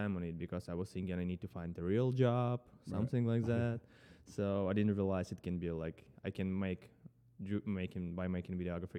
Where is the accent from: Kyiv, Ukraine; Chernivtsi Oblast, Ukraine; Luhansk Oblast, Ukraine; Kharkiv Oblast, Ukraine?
Chernivtsi Oblast, Ukraine; Chernivtsi; first language Ukrainian; English is a second language; moved away as an adult; now in New York, United States; I'm originally from Ukraine. Chernivtsi is my hometown. It's a like small city, 300,000 people living there. It's on western Ukraine. It's not far from Romanian border. We have a lot of Romanians in our city.